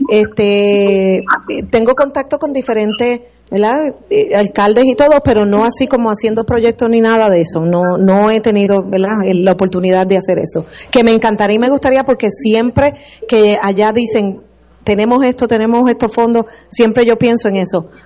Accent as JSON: {"language": "Spanish", "town": "Ceiba", "country": "Puerto Rico", "tie": "born or raised there", "moved": "yes", "lives_now": "Orlando, United States", "said": "Soy ah, nacida, criada en el pueblo de Ceiba, mi pueblito."}